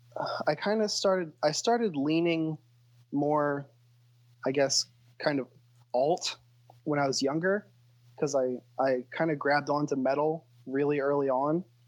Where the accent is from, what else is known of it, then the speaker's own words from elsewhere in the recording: Wilmington, Delaware, United States; I was born and raised in Wilmington